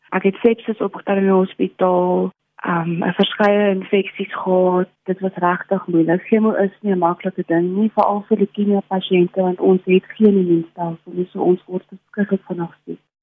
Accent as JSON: {"language": "Afrikaans", "country": "South Africa", "said": "Ek kom van Reinkriesdorp af"}